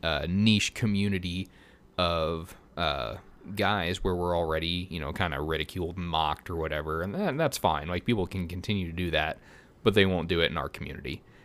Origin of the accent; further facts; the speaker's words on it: Missouri, United States; also born or lived in Colorado; I'm from Missouri